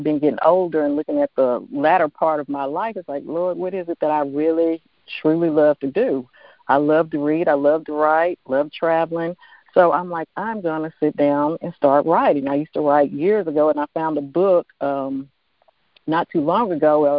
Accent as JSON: {"language": "English", "town": "Mount Juliet", "region": "Tennessee", "country": "United States", "said": "I am from Mount Juliet, Tennessee, which is a suburb right outside of Nashville"}